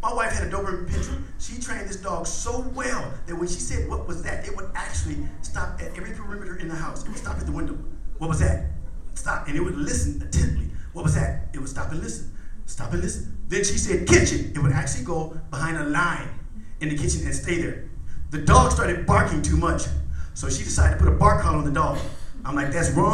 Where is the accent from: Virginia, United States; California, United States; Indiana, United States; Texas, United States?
Indiana, United States; I'm from Midwest, I'm from Indiana.